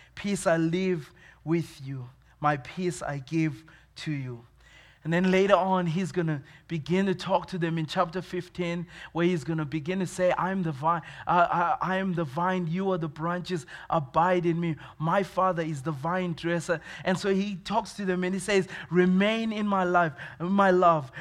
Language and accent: English; Zimbabwe; moved away as an adult; also born or lived in Dallas, Texas; now in Williamsport, United States; I was born in Zimbabwe, uh, Zimbabwe in Africa